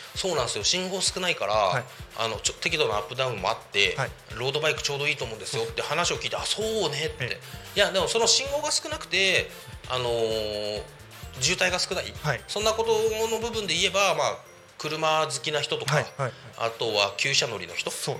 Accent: Koshigaya, Saitama, Japan; 僕の地元越谷市で

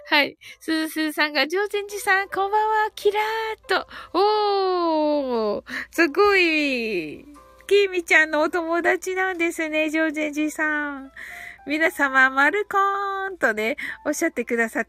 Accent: Kyushu, Japan; 九州人なんで、私ね、ちょっと発音が。

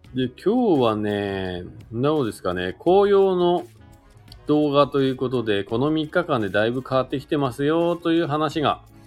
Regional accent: Oyama, Shizuoka, Japan; now in Hakuba, Japan; 静岡県の小山市というところですかね、僕の地元なんですけど

